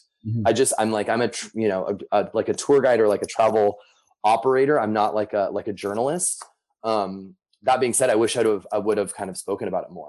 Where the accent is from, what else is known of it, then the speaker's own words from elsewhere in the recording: United States; being an American